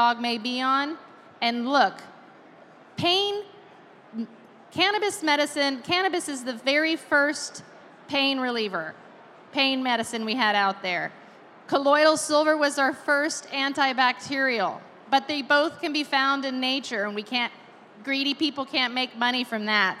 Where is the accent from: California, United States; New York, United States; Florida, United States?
Florida, United States; I'm from Florida